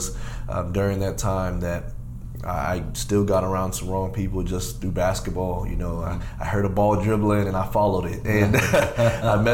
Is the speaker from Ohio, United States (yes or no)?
yes; Dayton, Ohio, United States; I was born and raised here in Dayton, Ohio